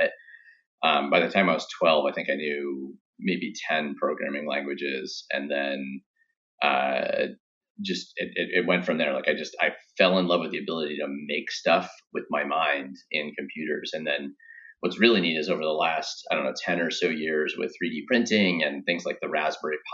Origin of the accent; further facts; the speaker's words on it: Grants Pass, Oregon, United States; moved away; a coffee company from my hometown in Grants Pass, Oregon